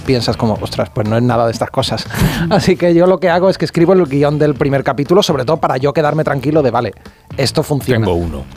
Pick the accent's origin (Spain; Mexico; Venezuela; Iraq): Spain; Utrera, Andalusia; also born or lived in Madrid; now in Barcelona, Spain; Vivo aquí en Barcelona, pero soy de un pueblecito de Sevilla que se llama Utrera